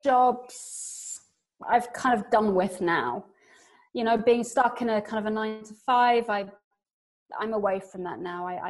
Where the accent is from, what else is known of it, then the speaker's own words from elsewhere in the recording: England, United Kingdom; now in Paris, France; I'm English